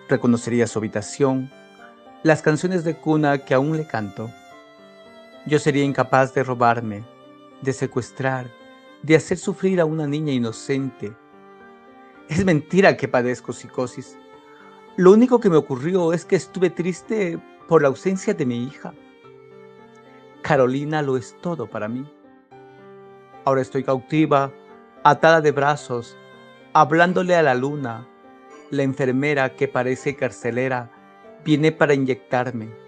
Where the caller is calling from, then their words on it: Loja, Ecuador; Les saludo cordialmente desde Loja, Ecuador.